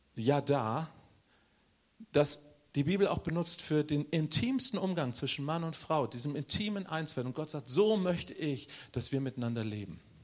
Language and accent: German; Northern Germany, Germany; ich bin Norddeutscher